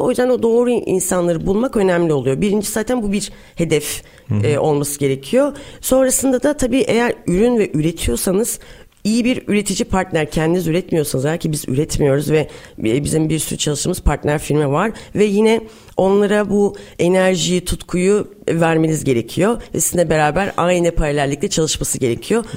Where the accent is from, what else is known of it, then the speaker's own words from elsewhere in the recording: Samsun, Turkey; moved away as an adult; also born or lived in Istanbul; 1981 Samsun'dan oluyum. Senin memleketin aynı memleketinden evet. ve aynı liseden Samsun Lisesi'nden mezun oldum.